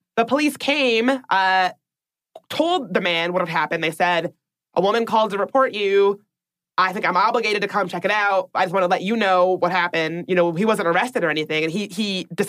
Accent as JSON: {"language": "English", "town": "Washington", "region": "District of Columbia", "country": "United States", "tie": "born or raised there", "said": "my hometown of Washington, D.C."}